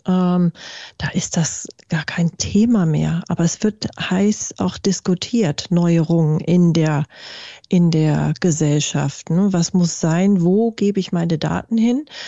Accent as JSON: {"language": "German", "country": "Germany", "said": "bei uns in Deutschland"}